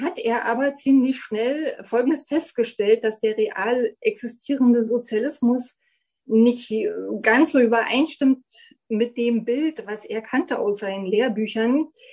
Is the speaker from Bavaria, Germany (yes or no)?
no; Berlin, Germany; Ich bin 1969 in Ostberlin geboren worden.